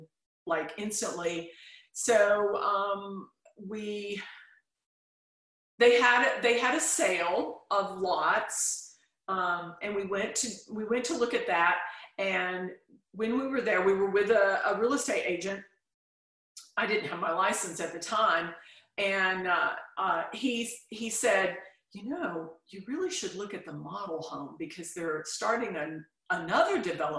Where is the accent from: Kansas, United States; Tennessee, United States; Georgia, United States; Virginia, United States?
Tennessee, United States; Chattanooga; now in Nashville, United States; I was born in Chattanooga